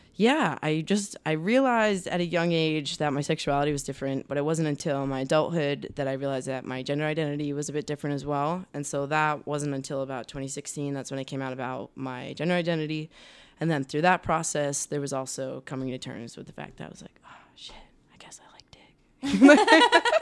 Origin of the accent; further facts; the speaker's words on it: Rhode Island, United States; moved away as an adult; also born or lived in Boston; now in Los Angeles, United States; I grew up in Rhode Island.